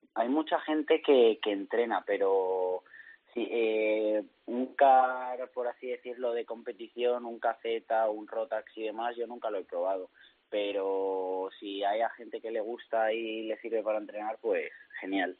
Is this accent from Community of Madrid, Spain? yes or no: yes; Madrid, Community of Madrid, Spain; now in Valencia, Spain; soy madrileño, pero vivo en Valencia